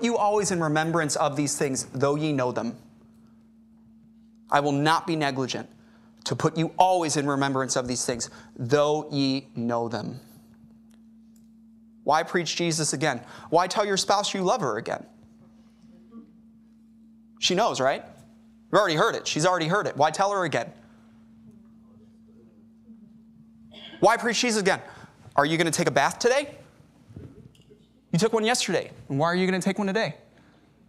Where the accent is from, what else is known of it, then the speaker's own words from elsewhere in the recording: Chicago, Illinois, United States; now in Corpus Christi, United States; I'm from Chicago